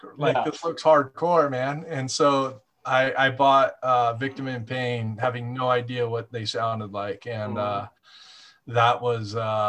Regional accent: Ventura, California, United States; I grew up in Montalvo too.

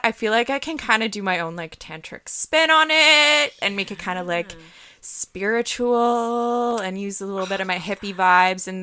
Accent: the Maritimes, Canada; moved away as an adult; I'm from the Maritimes, originally

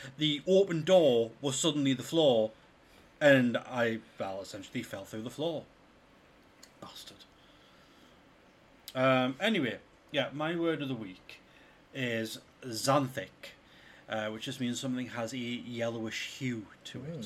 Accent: United Kingdom; We're British.

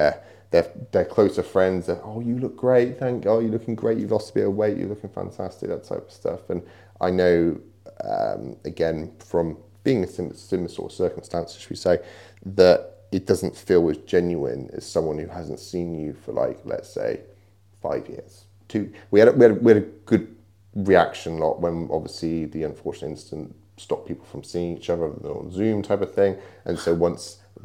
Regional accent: West Country, South West England, United Kingdom; We're obviously from West Country

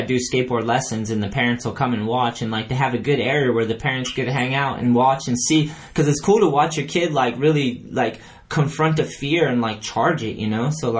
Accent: New Hampshire, United States; I grew up in New Hampshire

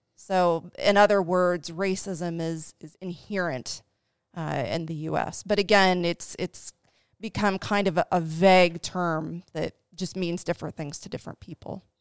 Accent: Dayton, Ohio, United States; moved away as an adult; now in Cincinnati, United States; I am from Dayton, Ohio

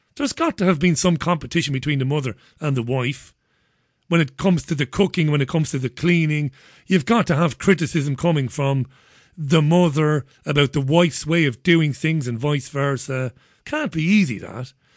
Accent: Waterford, Munster, Ireland; now in United Kingdom; I'm from Waterford

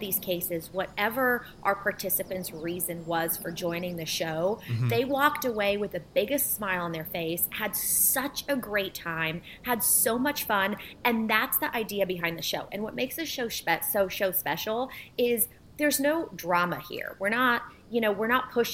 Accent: Bartlesville, Oklahoma, United States; also born or lived in Warsaw, Poland; we came to the United States and settled in Bartlesville, Oklahoma

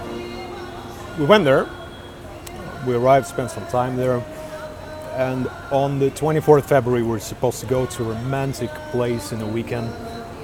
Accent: Urals, Russia; moved away as an adult; also born or lived in Moscow, Russia; now in Vilnius, Lithuania; So I'm Russian born. I come from Urals

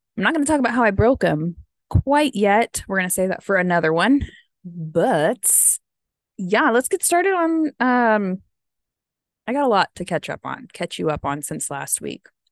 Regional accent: United States; I am American

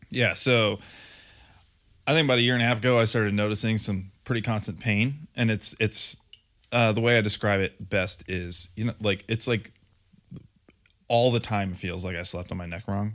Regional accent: Grand Rapids, Michigan, United States; accent: Grand Rapids / Michigander; now in Ohio, United States; brought back a little bit of my Grand Rapids accent, my Michigan, Michigander

